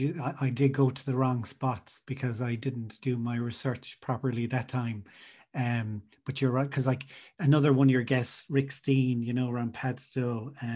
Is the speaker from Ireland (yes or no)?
yes; County Clare, Munster, Ireland; And she said, "Where are you from?" And I said, "Clare."